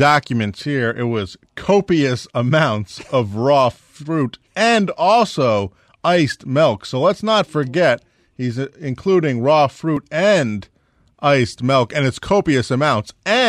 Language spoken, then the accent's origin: English; Connecticut, United States; accent: Connecticut; It's my Connecticut accent.